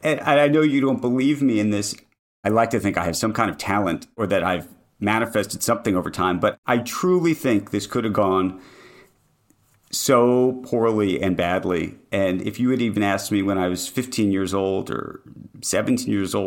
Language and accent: English; New York, United States; It's Central Park West. Now, by the way, Upper West Side at late 70s, not what it is today, but yes.